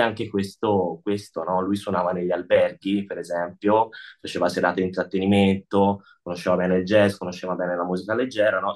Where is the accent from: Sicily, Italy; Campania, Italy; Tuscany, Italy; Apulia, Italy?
Tuscany, Italy; now in Lugano, Switzerland; io e lui siamo toscani, abbiamo in comune anche modi di dire